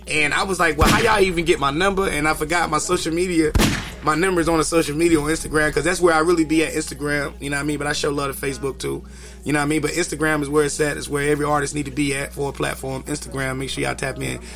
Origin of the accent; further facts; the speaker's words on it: Kinston, North Carolina, United States; I'm from Kinston, North Carolina, small town.